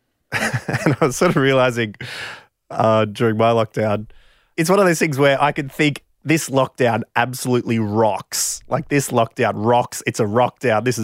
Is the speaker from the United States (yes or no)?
no; Australia; I'm from Australia, just traveling